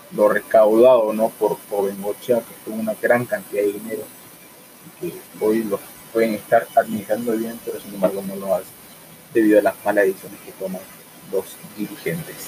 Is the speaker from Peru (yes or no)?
yes; Peru